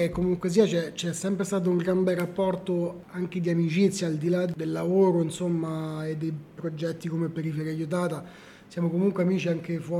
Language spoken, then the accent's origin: Italian; Rome, Lazio, Italy; essendo romano, cresciuto con la pizza croccante, io amo la pizza fina, croccante, anche se tonda.